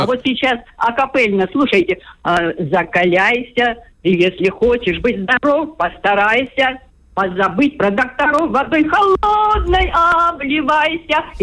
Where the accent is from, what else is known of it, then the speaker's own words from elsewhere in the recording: Far East, Russia; now in Anapa, Russia; Э, я вообще я дальневосточница, мне 74 год